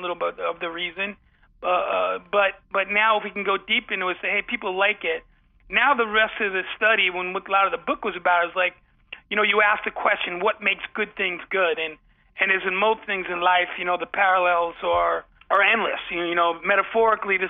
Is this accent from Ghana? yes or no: no; Ossining, New York, United States; also born or lived in Bronx, New York; where I grew up I was born in the Bronx, and then we moved to the small town, Ossining, New York, just up the beautiful Hudson River.